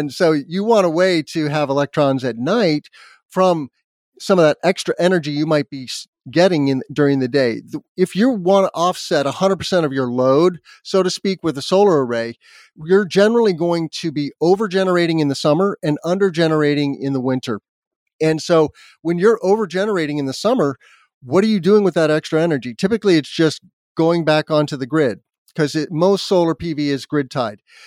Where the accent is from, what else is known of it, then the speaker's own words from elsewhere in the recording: Albuquerque, New Mexico, United States; moved away; also born or lived in Indiana; I grew up in Albuquerque, New Mexico. Even though I was born here in the Midwest in Indiana